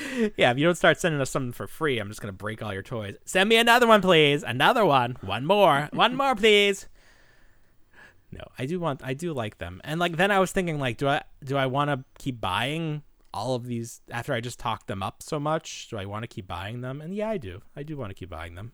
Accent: Boston, Massachusetts, United States; I'm from Boston

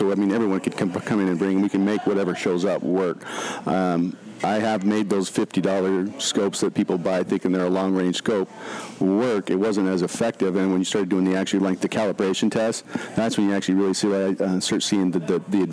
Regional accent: Idaho, United States; I was born and raised in Idaho up in a little area

